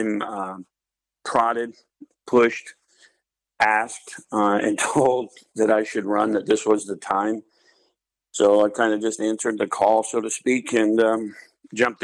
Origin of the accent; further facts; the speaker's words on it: Alaska, United States; also born or lived in Anchorage / North Dakota; I was born and raised here in Alaska, born in Anchorage, and moved out here into the valley when I was like 9 years old, I believe it was. So I've lived here pretty much my whole life.